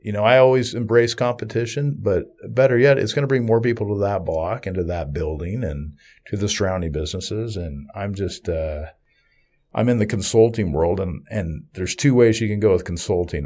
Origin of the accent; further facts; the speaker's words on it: Southeast Kansas, United States; I'm from Southeast Kansas